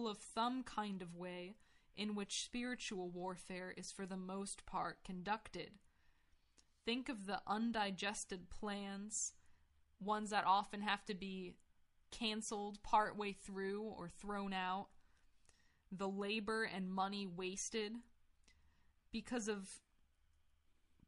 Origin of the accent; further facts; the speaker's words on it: United States; I grew up in America